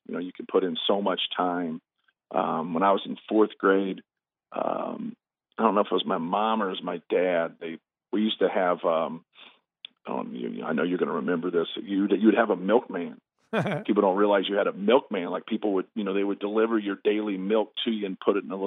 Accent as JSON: {"language": "English", "town": "Muncie", "region": "Indiana", "country": "United States", "tie": "born or raised there", "also_born_or_lived": "Fort Wayne, Indiana", "said": "I was born in Fort Wayne. I grew up in Muncie, Indiana"}